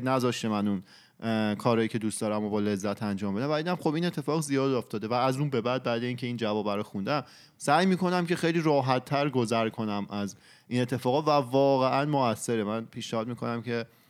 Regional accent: Iran; ماهایی که تو ایران بزرگ شدیم

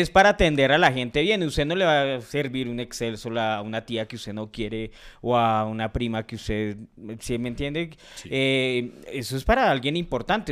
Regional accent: Colombia; soy colombiano

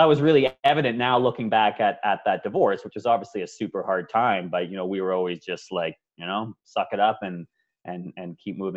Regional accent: Ontario, Canada; moved away as an adult; also born or lived in Victoria, British Columbia; now in Vancouver, Canada; I'm originally from Ontario

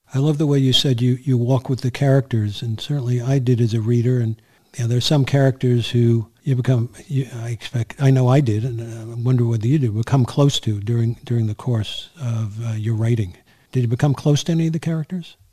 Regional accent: New York City, New York, United States; also born or lived in Bronx, New York; now in Catskills, United States; I was born in the Bronx, but I grew up in Queens

